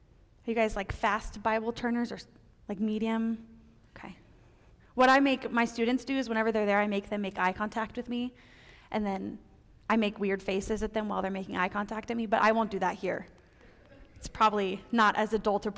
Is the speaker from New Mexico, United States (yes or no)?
yes; Roswell, New Mexico, United States; moved away; Growing up in Roswell